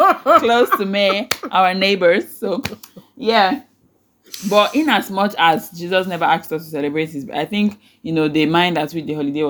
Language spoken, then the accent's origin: English; Nigeria; I'm a Nigerian at heart. A Nigerian Christian.